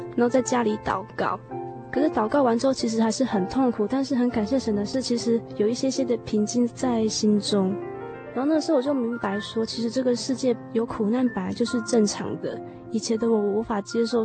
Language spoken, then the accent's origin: Chinese; Pingtung County, Taiwan; 我来自屏东。现在我是读文化大学的社会福利